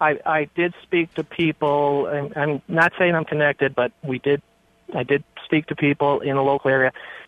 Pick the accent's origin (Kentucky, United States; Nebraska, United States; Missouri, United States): Nebraska, United States; Omaha